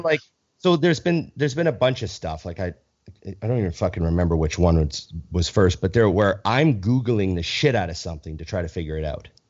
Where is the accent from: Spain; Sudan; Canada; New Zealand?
Canada; as a Canadian